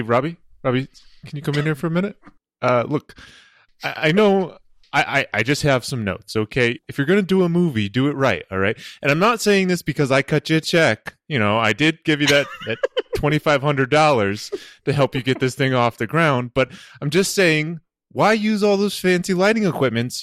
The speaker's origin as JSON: {"language": "English", "region": "New England", "country": "United States", "tie": "born or raised there", "said": "I grew up in New England."}